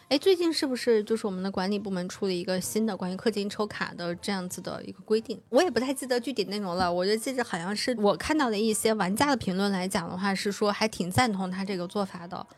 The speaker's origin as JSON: {"language": "Chinese", "town": "Suqian", "region": "Jiangsu", "country": "China", "tie": "born or raised there", "said": "江苏宿迁，就是我的老家那块儿"}